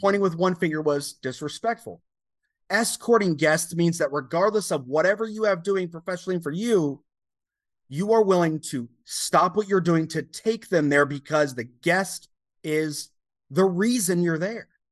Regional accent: United States; you represent your entire country as an American

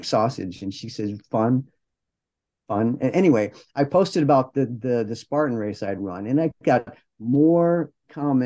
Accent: Detroit, Michigan, United States; I'm from Detroit. I'm not from California, but growing up in the 70s

